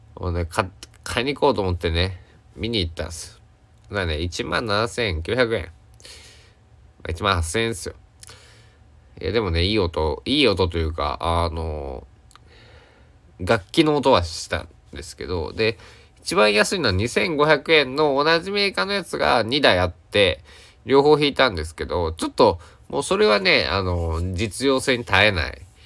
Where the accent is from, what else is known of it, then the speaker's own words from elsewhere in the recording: Kochi, Japan; 高知県佐久市、僕の地元